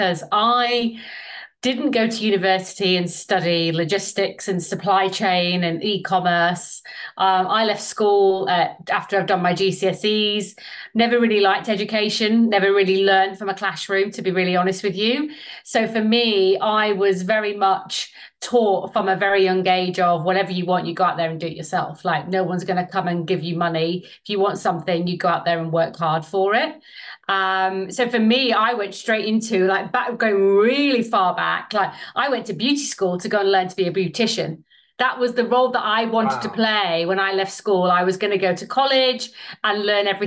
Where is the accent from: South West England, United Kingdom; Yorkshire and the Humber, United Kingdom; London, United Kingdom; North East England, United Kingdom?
Yorkshire and the Humber, United Kingdom; Sheffield; moved away as an adult; I'm from Sheffield